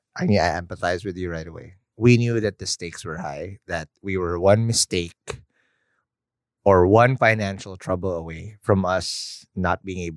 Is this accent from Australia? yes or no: no; Quezon City, Metro Manila, Philippines; now in Cavite, Philippines; I was born and raised in the North. I was a QC boy.